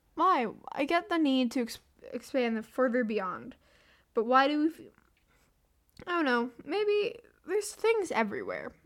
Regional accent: the South, United States; accent: southern; I'm American. And by saying American, just like saying my own state, my southern accent comes out more.

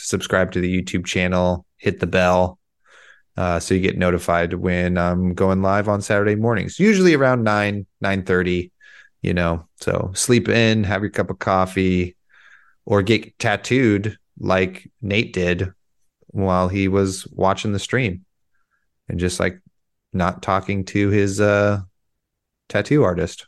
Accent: United States; I'm an American, that those count towards me also, even though I live, uh, one mile from the Pacific Ocean

